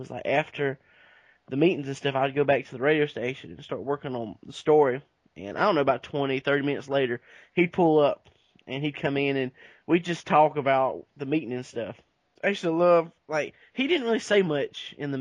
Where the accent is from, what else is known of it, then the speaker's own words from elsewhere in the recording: Cowan Falls, Georgia, United States; my hometown, Cowan Falls